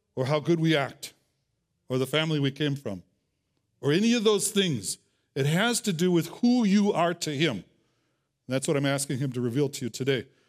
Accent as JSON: {"language": "English", "region": "Wisconsin", "country": "United States", "moved": "yes", "lives_now": "Tucson, United States", "said": "I'm from Wisconsin"}